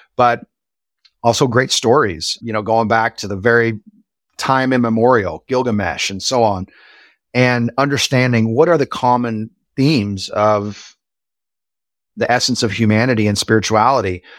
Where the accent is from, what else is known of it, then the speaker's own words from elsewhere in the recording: Springfield, Missouri, United States; I grew up in Springfield, Missouri